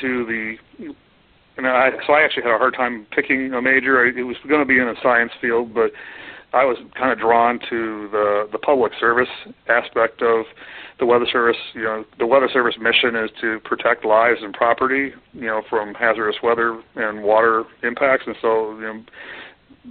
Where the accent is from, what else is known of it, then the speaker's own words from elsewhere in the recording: Chicago, Illinois, United States; now in Michigan, United States; I grew up in the Chicago metro area